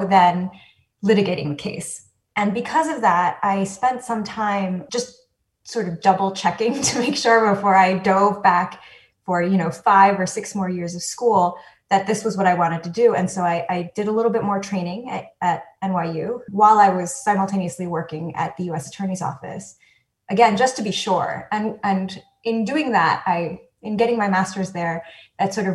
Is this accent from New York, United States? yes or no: yes; New York City, New York, United States; also born or lived in Taiwan; I grew up on the Upper West Side of New York, and I would say that that's sort of where I spent most of my life, of my childhood